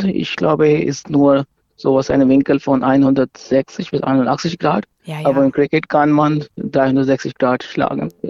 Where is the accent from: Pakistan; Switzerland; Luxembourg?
Pakistan; now in Nuremberg, Germany; ich komme ursprünglich aus Pakistan, aber ich habe in Deutschland studiert.